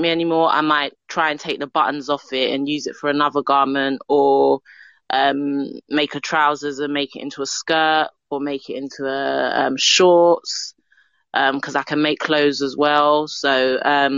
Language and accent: English; London, United Kingdom; I'm from London. I'm from London.